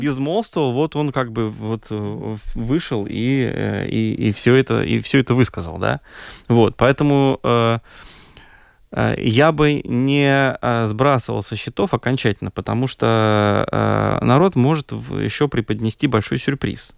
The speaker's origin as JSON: {"language": "Russian", "region": "Moscow", "country": "Russia", "moved": "yes", "lives_now": "Latvia", "said": "я сам же россиянин, mm-hmm. да, я из России, я из Москвы, как бы приехал ну, много лет назад здесь"}